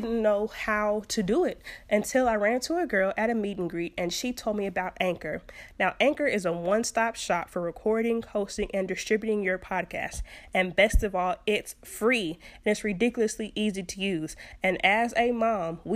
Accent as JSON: {"language": "English", "town": "Fort Worth", "region": "Texas", "country": "United States", "tie": "born or raised there", "said": "Fort Worth, which is, you know, my hometown, Funky Town, Stay Down."}